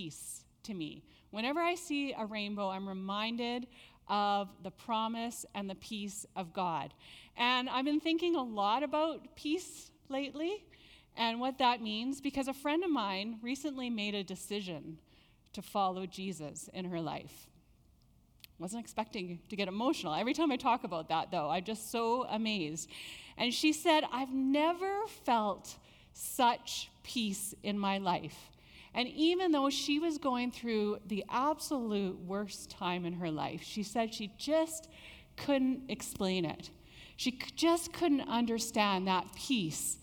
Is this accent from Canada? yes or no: yes; Nanaimo, British Columbia, Canada; now in Langley, Canada; I grew up in Nanaimo.